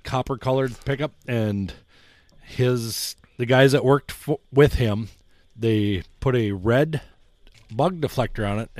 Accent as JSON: {"language": "English", "region": "North Dakota", "country": "United States", "tie": "born or raised there", "also_born_or_lived": "Amenia, North Dakota / Casselton, North Dakota / Wheatland, North Dakota", "said": "I grew up in Amenia, North Dakota, Caston, North Dakota, and Wheatland, North Dakota. We are currently, oh God, probably 13 miles from where I grew up right now with my mom and dad."}